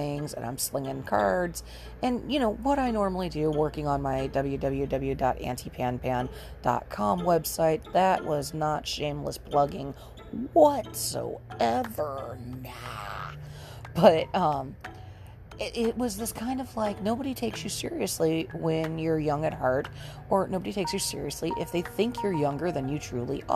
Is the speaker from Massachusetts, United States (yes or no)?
no; Southern California, United States; I grew up in Southern California in the 70s and 80s.